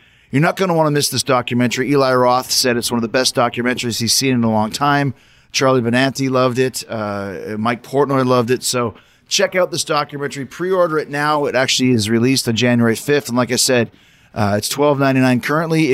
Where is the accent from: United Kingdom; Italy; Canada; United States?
Canada; Winnipeg, Manitoba; I grew up in Winnipeg, Manitoba